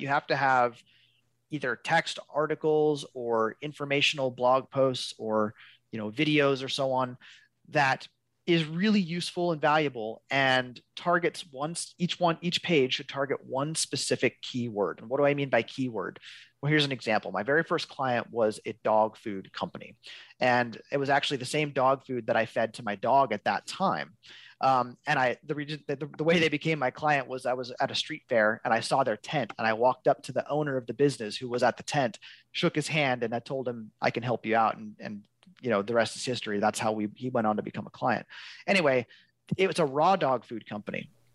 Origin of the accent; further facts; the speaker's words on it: Seattle, Washington, United States; now in Olympia, United States; born and raised in West Seattle.